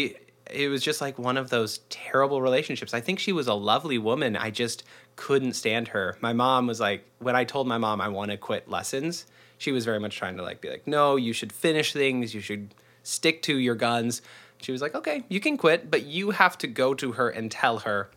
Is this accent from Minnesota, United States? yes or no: no; Arlington, Washington, United States; now in Seattle, United States; I'm a born, raised Northwesterner. I'm from Arlington, which is about an hour north of the city, north of Seattle. And lived here most of my life. Grew up real close.